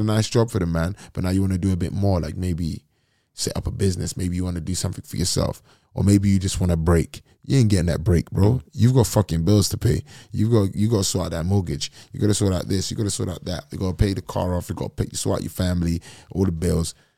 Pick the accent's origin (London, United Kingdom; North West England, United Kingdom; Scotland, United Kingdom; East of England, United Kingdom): London, United Kingdom; I'm from London